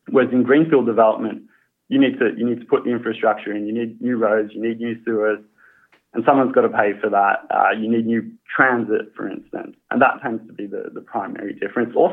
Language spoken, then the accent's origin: English; Australia; accent: Australian; as you can tell by the accent, I am Australian.